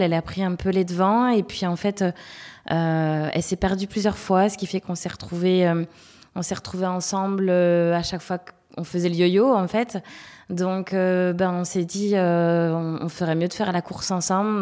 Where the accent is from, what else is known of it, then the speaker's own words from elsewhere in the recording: Le Mans, Pays de la Loire, France; also born or lived in Toulouse / Angers / Uzès; now in La Réunion, France; Je suis originaire du Mans, puisque je suis née là-bas